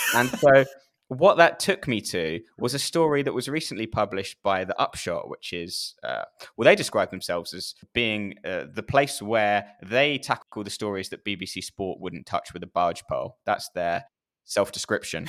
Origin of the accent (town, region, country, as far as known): United Kingdom